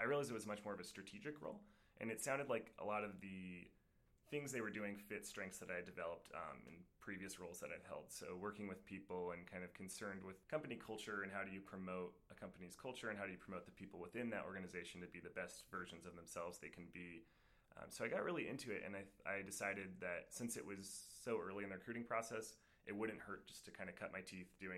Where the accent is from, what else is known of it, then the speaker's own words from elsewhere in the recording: Albuquerque, New Mexico, United States; moved away as an adult; also born or lived in Japan; I'm from Albuquerque, New Mexico, and I went to school at the University of New Mexico back home